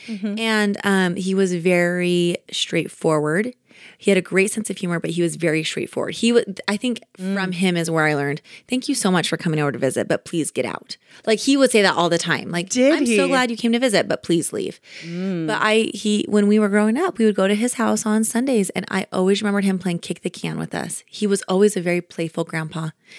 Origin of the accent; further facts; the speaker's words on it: Kansas, United States; Like we are hardworking people. Just like you're, you know, growing up in Kansas, you kind of just learn to be a hard worker.